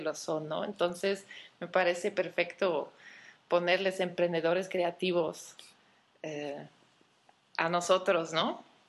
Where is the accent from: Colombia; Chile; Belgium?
Belgium; moved away as an adult; also born or lived in Antwerp / Barcelona; now in Mexico; nací en Bélgica, pero llevo casi 10 años viviendo en México.